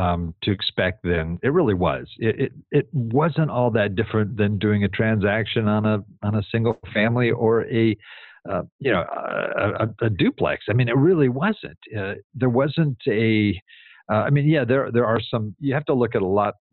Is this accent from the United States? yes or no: yes; Southern California, United States; I'm from Southern California.